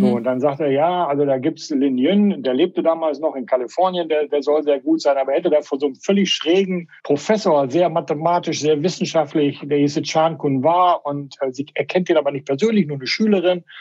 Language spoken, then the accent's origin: German; Paderborn, North Rhine-Westphalia, Germany; moved away as an adult; also born or lived in Melbourne, Australia; Paderborn, wo ich groß geworden bin